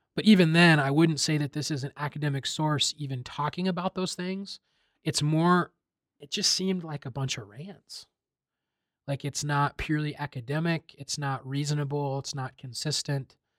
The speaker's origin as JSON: {"language": "English", "region": "Iowa", "country": "United States", "tie": "born or raised there", "said": "I grew up in Iowa, predominantly white Iowa"}